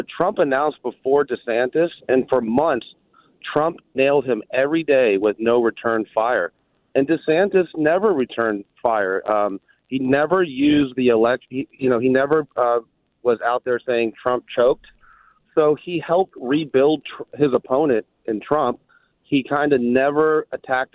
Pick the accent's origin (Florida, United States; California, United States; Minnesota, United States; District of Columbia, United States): Florida, United States; I'm from Florida, too